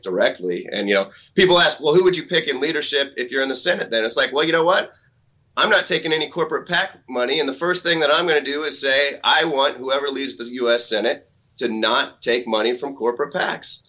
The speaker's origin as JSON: {"language": "English", "region": "Missouri", "country": "United States", "tie": "born or raised there", "said": "I grew up in Missouri"}